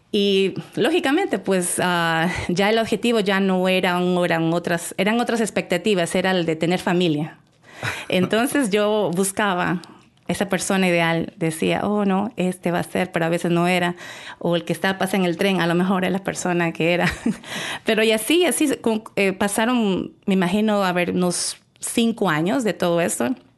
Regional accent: El Oro, Ecuador; yo soy de Ecuador y entonces estaba en la provincia del Oro.

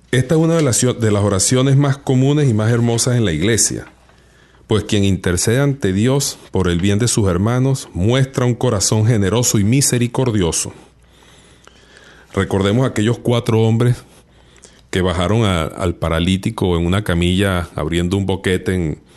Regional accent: Venezuela; yo soy venezolano

